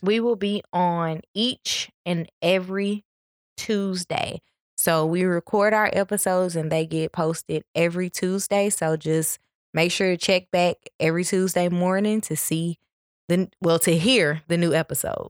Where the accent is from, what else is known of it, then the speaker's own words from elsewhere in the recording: Memphis, Tennessee, United States; now in Atlanta, United States; I am from Memphis, Tennessee.